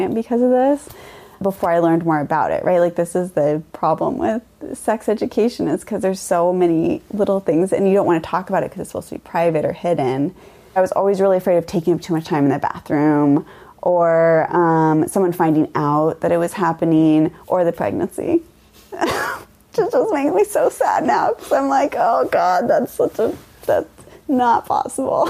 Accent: Mount Vernon, Washington, United States; born or raised there

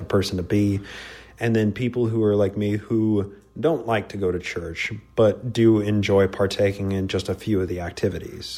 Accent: just north of Salt Lake City, Utah, United States; I was born in the Covenant. Yep, uh, BIC here in uh, Utah, just north of Salt Lake City

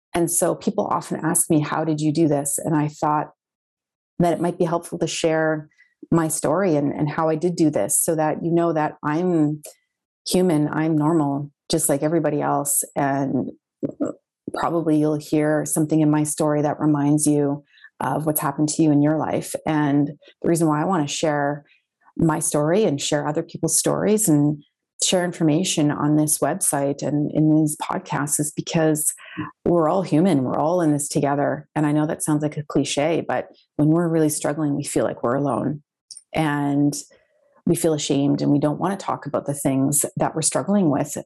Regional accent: Winnipeg, Manitoba, Canada; I'm from Winnipeg, Manitoba, Canada

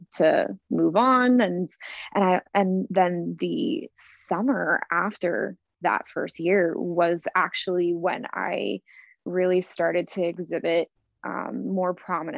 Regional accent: Florida, United States; moved away as an adult; also born or lived in New York; When I graduated high school at 18, I moved to New York from Florida

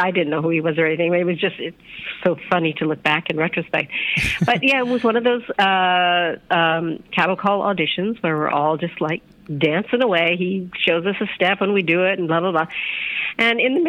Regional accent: Edmonton, Alberta, Canada; moved away as an adult; also born or lived in London / United States; I grew up in Edmonton, Alberta, in Canada.

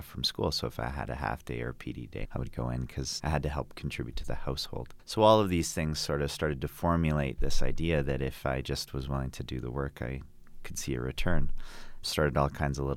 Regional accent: Calgary, Alberta, Canada; I grew up here in Calgary, Alberta

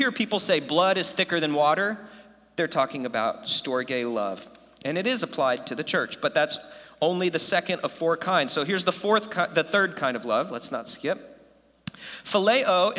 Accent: United States; first language English; I was born in America, and I took like infinity years of Spanish, and I still only speak English

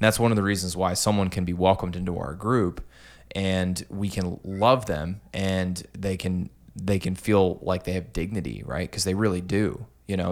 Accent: Clinton, Iowa, United States; also born or lived in Des Moines, Iowa; I'm from Clinton

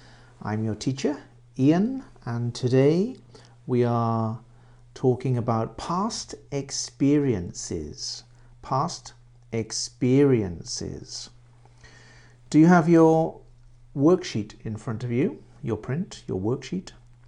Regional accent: Swansea, Wales, United Kingdom; also born or lived in Reading; I was born in Reading, UK, Reading, which is near London. I was born there and I lived there until I was 9 years old. And at 9 years old, I moved to Wales and I lived in Swansea City.

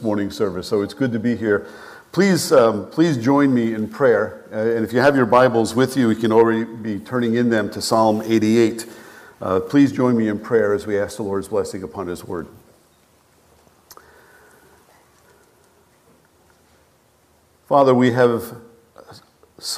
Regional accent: North Massapequa, New York, United States; moved away as an adult; also born or lived in Staten Island / North Dakota / southwestern Ontario, Canada / Bowling Green, Ohio; I grew up on Long Island. North Massapequa, as a matter of fact

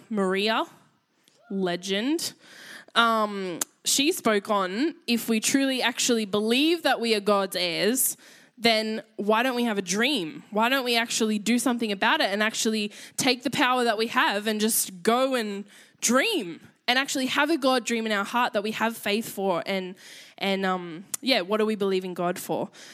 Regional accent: Australia; accent: Aussie; I realized how Aussie my voice is

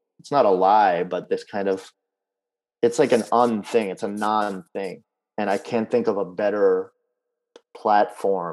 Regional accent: Baltimore, Maryland, United States; born or raised there; also born or lived in Kyiv, Ukraine

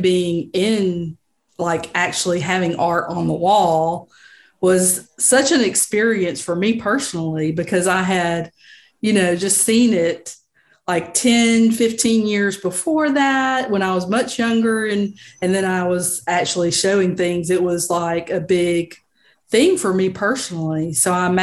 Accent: Montgomery, Alabama, United States; I'm originally from Montgomery

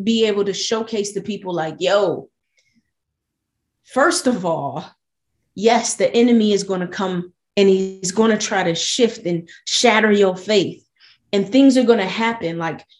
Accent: Buffalo, New York, United States; I was born and raised in Buffalo, New York.

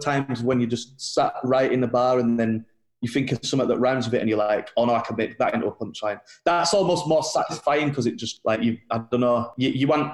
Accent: Bradford, Yorkshire and the Humber, United Kingdom; I'm white and from Bradford

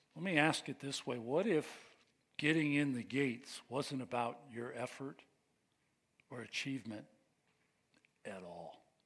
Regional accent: United States; We are American

